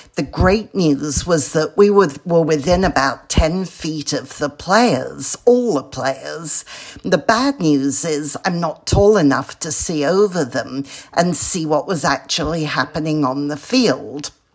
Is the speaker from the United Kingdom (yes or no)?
yes; London, United Kingdom; moved away as an adult; now in California, United States; I'm a Brit from London who moved to California 38 years ago